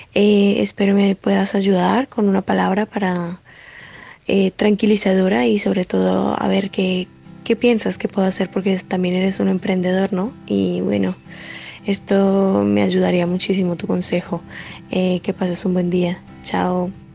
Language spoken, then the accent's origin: Spanish; Colombia; moved away as an adult; also born or lived in Spain; yo soy de Colombia y hace cuatro años migré para España